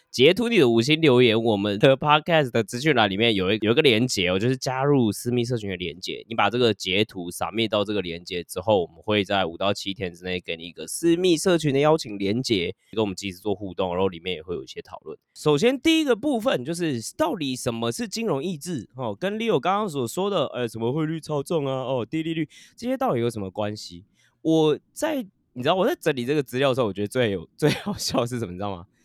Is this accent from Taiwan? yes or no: yes; Taiwan; 我们都是台湾人嘛